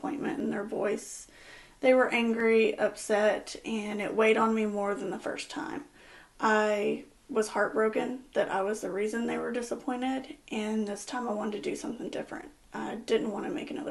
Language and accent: English; Angleton, Texas, United States; moved away as an adult; now in West Columbia, United States; I am from Angleton. Grew up in Angleton, graduated high school in Angleton